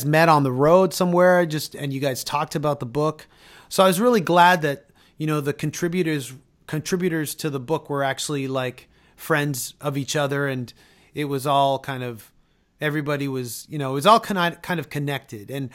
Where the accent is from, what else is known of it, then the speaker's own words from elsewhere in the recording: Canada; we're both Canadian